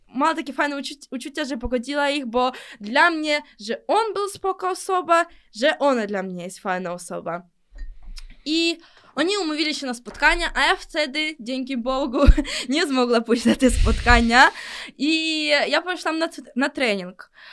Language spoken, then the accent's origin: Polish; Ukraine; accent: Ukrainian; Polish is a second language; moved away as an adult; now in Poland; Ja urodziłam się w Ukrainie